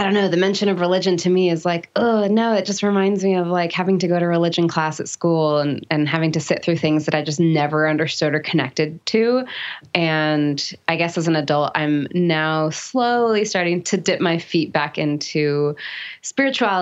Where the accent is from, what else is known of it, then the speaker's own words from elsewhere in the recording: California near San Francisco, United States; moved away as an adult; now in North Carolina, United States; And I grew up in California near San Francisco